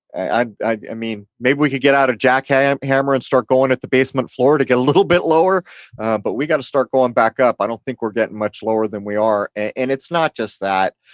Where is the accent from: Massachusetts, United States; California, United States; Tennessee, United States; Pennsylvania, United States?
California, United States; San Diego; I grew up in San Diego, which is heavily, heavily Mexican influenced